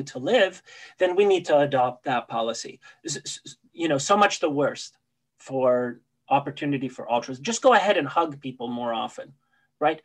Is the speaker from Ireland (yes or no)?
no; Canada; also born or lived in Poland; I was born in Poland. But I did come to Canada when I was 9 years old